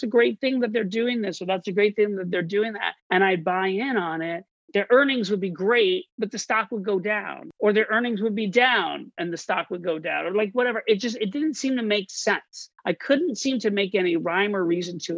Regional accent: Orlando, Florida, United States; moved away as an adult; also born or lived in New York City; I grew up in Orlando, Florida

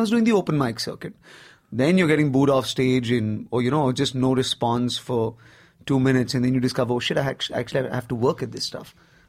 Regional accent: Nigeria; now in Bombay, India; I grew up in Africa. I didn't really grow up in India, per se. I did 17 years in Nigeria.

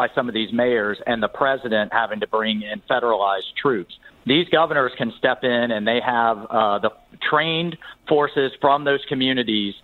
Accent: Jacksonville, Florida, United States; my hometown, which is a fantastic place to have this convention

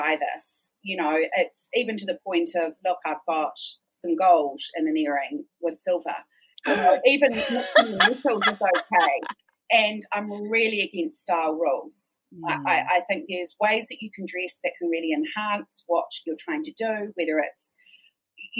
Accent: Christchurch, Canterbury, New Zealand; I grew up in Christchurch

